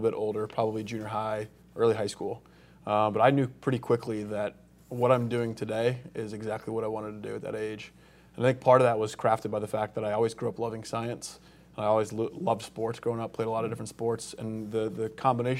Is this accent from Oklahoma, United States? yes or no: no; Colorado Springs, Colorado, United States; now in Alabama, United States; Colorado Springs, Colorado